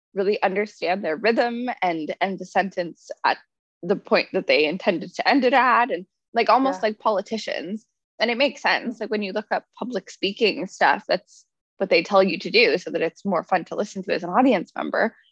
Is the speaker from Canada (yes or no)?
yes; Canada